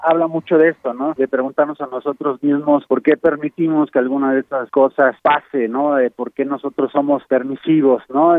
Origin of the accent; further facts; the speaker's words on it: Mexico; vivimos nosotros como jóvenes mexicanos